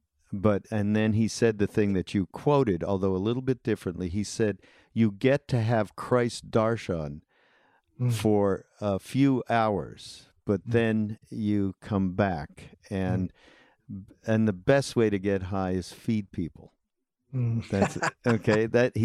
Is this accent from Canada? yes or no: yes; Canada; now in United States; I was an immigrant from Canada.